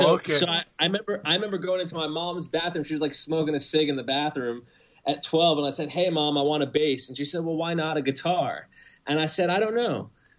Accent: New York City, New York, United States; I grew up in Queens in New York, and my dad was a musician.

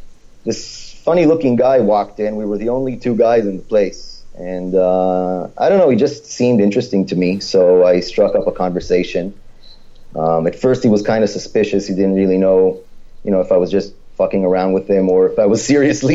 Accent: Israel; English is a second language; and I told her that I'm from Israel

